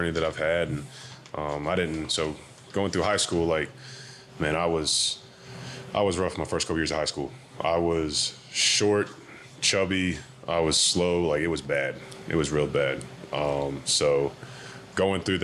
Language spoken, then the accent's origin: English; Wilmington, North Carolina, United States; moved away as an adult; also born or lived in Charlotte, North Carolina; now in Pittsburgh, United States; I went to Eugene Ashley High School in Wilmington, North Carolina's, my hometown, where I'm from